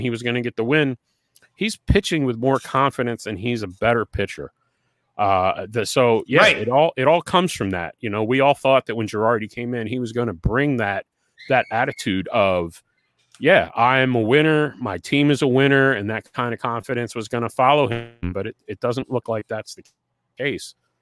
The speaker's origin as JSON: {"language": "English", "region": "New Jersey", "country": "United States", "moved": "yes", "said": "I'm originally from New Jersey"}